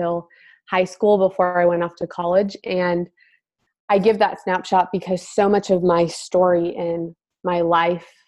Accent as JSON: {"language": "English", "region": "Connecticut", "country": "United States", "tie": "born or raised there", "moved": "as an adult", "lives_now": "Nashville, United States", "said": "I'm from Connecticut and grew up in a family that loved the Lord"}